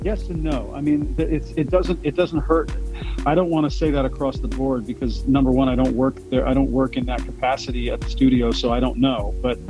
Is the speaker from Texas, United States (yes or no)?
yes; Houston, Texas, United States; also born or lived in Pasadena, Texas / New York / Austin; Yep, born and raised. I was born in Pasadena and grew up in the surrounding areas and in Houston all my life. And I'm still here.